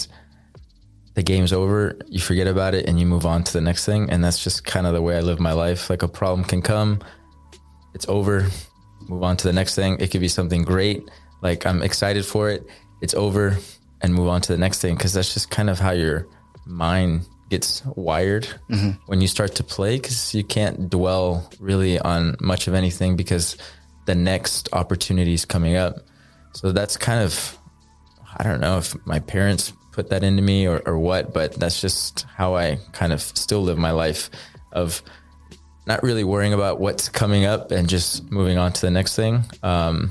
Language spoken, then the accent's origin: English; Cedar Park, Texas, United States; also born or lived in Austin, Texas; my parents lived in Cedar Park, Texas. So that's where I grew up